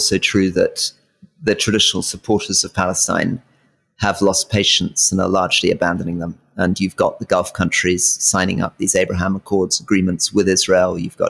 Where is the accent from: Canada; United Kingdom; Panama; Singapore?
United Kingdom; Scotland; somebody who's very proud of being Scottish, and I think will probably end up living the majority of my life in Scotland